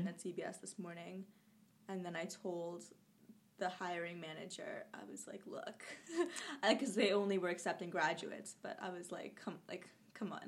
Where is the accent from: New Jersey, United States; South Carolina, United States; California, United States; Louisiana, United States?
New Jersey, United States; born or raised there; also born or lived in Kolkata, India; now in Jersey City, United States